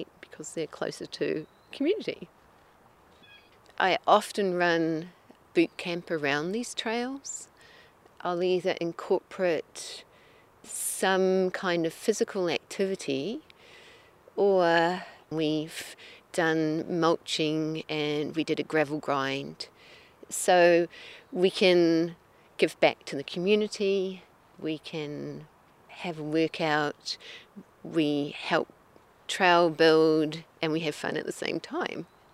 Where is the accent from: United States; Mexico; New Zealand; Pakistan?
New Zealand; now in Wakefield, Canada; I'm originally from New Zealand